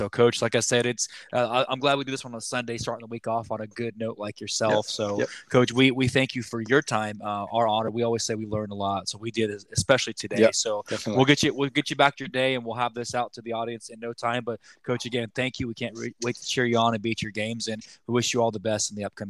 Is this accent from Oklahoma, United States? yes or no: yes; Oklahoma, United States; We're transplanted Shockers. We came from Oklahoma.